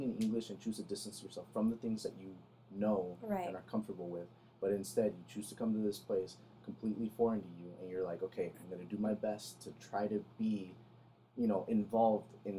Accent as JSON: {"language": "English", "country": "United States", "tie": "born or raised there", "said": "I was born here. I'm American"}